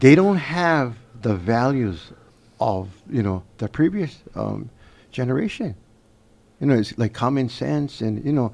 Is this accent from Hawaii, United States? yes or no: yes; Puna, Hawaii, United States; when I was growing up in Pune, okay, we live in Pune, and my grandfather always told us